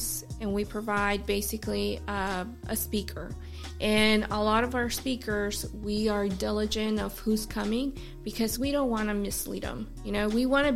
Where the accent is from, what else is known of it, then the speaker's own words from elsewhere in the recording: California, United States; now in South Carolina, United States; I'm from California.